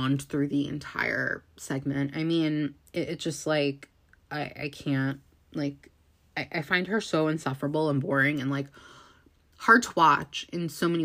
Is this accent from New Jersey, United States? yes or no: yes; New Jersey, United States; I'm from New Jersey